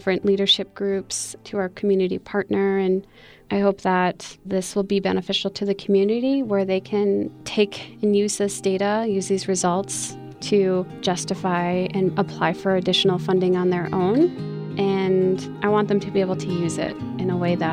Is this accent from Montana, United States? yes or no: yes; Rocky Boy's Reservation, Montana, United States; I was born and raised on the Rocky Boys Reservation here in Montana